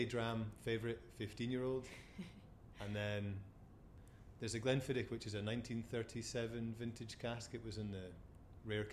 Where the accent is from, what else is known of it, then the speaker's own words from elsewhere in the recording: Forres, Scotland, United Kingdom; being Forrest born and bred